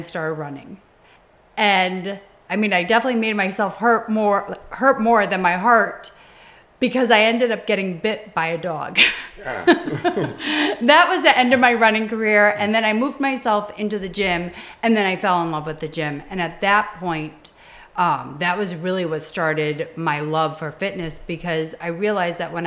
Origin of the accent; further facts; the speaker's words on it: Connecticut, United States; moved away as an adult; now in New York, United States; I actually grew up in Connecticut. I've been in New York for 18 years, and I grew up in Connecticut